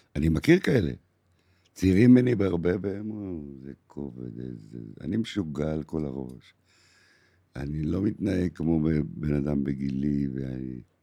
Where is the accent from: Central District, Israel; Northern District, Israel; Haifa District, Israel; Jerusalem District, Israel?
Haifa District, Israel; Haifa; moved away as an adult; now in Tel Aviv, Israel; עד 1973, עד מלחמת יום הכיפורים הייתי בחיפה. הייתי חייל קרבי